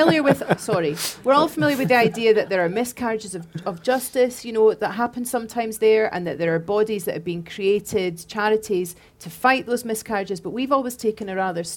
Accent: Scotland, United Kingdom; also born or lived in Glasgow; I am Scottish and lived in Glasgow for quite a long time

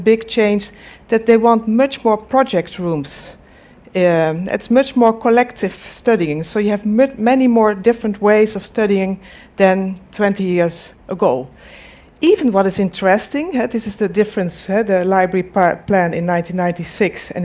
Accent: Delft, South Holland, Netherlands; I'm from the Netherlands, from Delft, where's the Technical University in Delft

